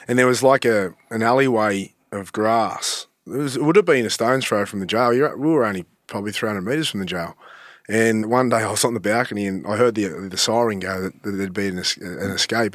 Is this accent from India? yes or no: no; Sydney, New South Wales, Australia; I grew up in Malabar